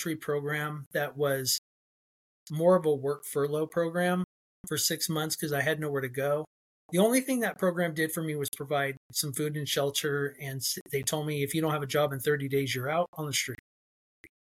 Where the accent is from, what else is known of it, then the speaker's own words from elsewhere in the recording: Fresno, California, United States; also born or lived in Edwards Air Force Base, California; I was born on Edwards Air Force Base. And my mom stayed with him for a little while. And then when she left him, she brought me home to Central California here in Fresno. And I was raised apart from him